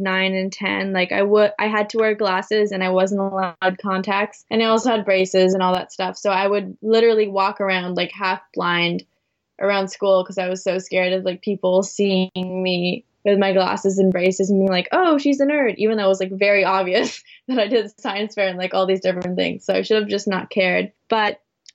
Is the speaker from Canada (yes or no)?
yes; Canada; my mom is from the Philippines and my father is from Poland, but I was born in Canada